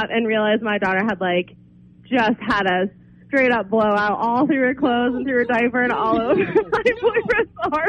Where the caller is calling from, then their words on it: Sanford, Maine, United States; I'm from Sanford.